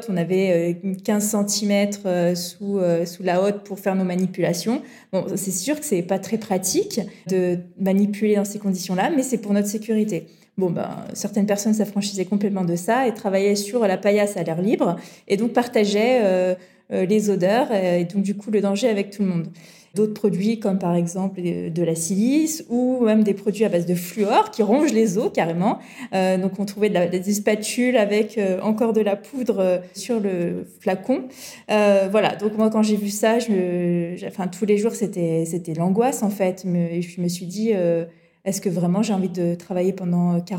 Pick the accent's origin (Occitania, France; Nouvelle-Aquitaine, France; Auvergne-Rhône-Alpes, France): Occitania, France; Montpellier; j'ai grandi dans le sud de la France, à côté de Montpellier.